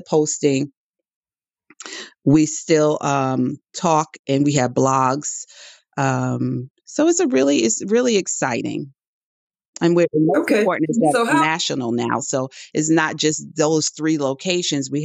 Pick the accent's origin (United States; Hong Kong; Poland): United States; New York City, New York; I was born in the Bronx, New York, and I think I owe my writing style to where I was brought up.